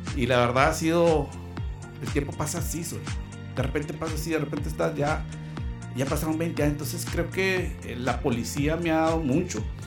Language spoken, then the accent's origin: Spanish; Mexicali, Baja California, Mexico; also born or lived in Chihuahua, Chihuahua; de ahí estuvimos eh, toda nuestra infancia, nuestra juventud la vivimos en la colonia industrial